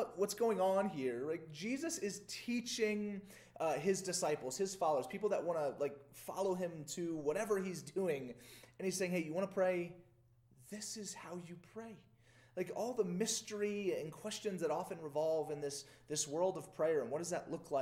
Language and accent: English; Louisiana, United States; I grew up in Louisiana in the South